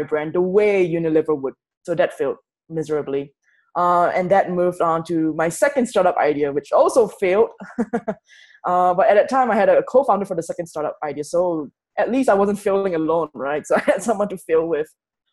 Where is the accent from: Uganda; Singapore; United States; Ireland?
Singapore; moved away as an adult; I'm from Singapore